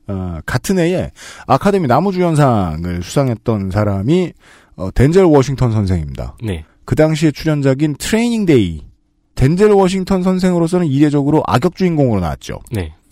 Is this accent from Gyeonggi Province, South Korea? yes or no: yes; Seongnam, Gyeonggi Province, South Korea; 제가 성남 사람이고 거기서 놀았네요.